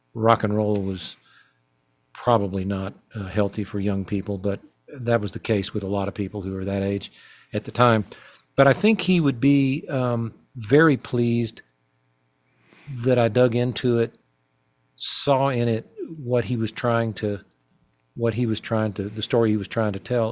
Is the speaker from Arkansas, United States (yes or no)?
yes; Fayetteville, Arkansas, United States; growing up in my hometown of Fayetteville, Arkansas